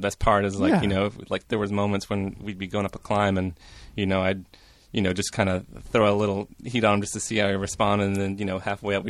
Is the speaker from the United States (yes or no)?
yes; Portland, United States; From Portland.